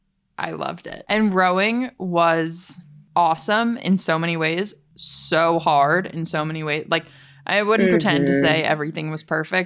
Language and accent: English; Boston, Massachusetts, United States; I think just growing up in Boston